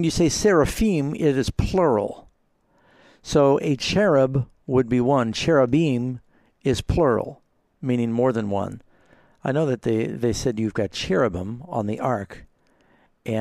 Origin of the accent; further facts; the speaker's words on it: New York City, New York, United States; I grew up in New York City and my mom was Jewish